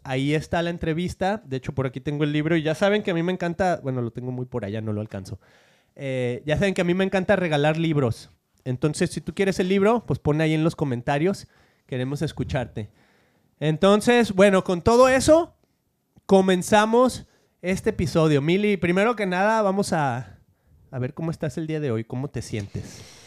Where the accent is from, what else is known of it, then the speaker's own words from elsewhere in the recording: Argentina; now in United States; soy argentino.